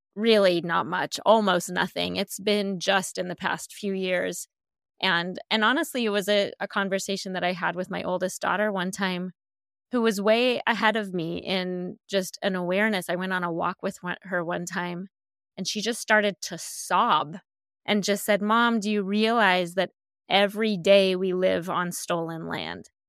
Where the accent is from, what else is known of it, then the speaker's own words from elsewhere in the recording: Colorado, United States; moved away as an adult; also born or lived in Northern California; I grew up in Colorado